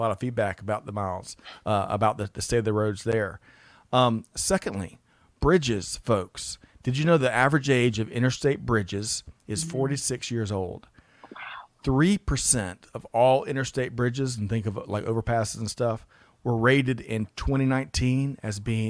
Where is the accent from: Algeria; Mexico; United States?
United States; Aiken County, South Carolina; I grew up in Aiken County, South Carolina.